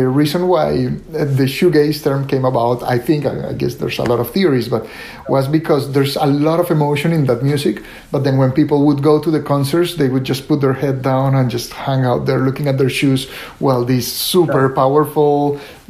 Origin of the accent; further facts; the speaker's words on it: Colombia; moved away as an adult; also born or lived in Italy / Atlanta; I was born and raised in Colombia, and I stayed in Colombia for the longest time until I finished medical school